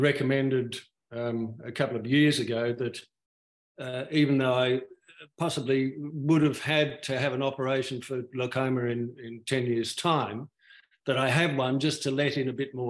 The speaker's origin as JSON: {"language": "English", "town": "Sydney", "region": "New South Wales", "country": "Australia", "tie": "born or raised there", "moved": "yes", "lives_now": "Perth, Australia", "said": "I was brought up in Sydney"}